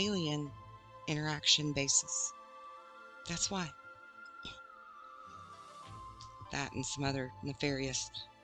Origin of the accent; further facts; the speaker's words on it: Arkansas, United States; Where I grew up in Arkansas